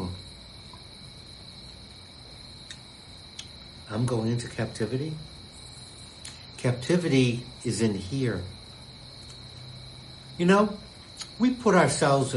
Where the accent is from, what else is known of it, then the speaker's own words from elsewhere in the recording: United States; being an American